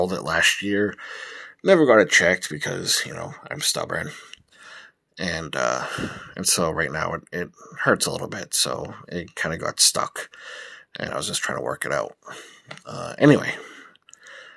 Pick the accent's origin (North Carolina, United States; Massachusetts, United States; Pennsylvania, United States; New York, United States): Massachusetts, United States; moved away as an adult; I was born and raised in Massachusetts, but I haven't been a resident of Massachusetts in I don't know how long